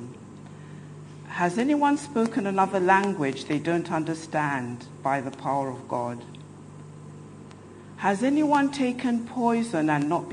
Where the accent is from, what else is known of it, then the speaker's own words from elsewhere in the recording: London, United Kingdom; I'm from London